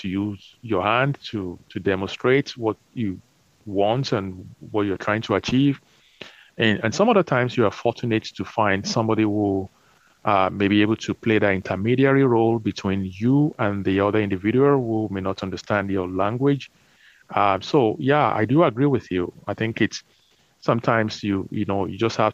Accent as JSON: {"language": "English", "country": "Nigeria", "tie": "born or raised there", "said": "growing up in Nigeria"}